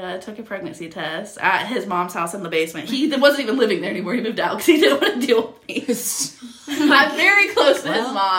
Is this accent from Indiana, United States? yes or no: no; Ohio, United States; also born or lived in Georgia; now in Miamisburg, United States; So, in 2018, the very beginning, like, I want to say March 1st of 2018, I moved back to Ohio from Georgia.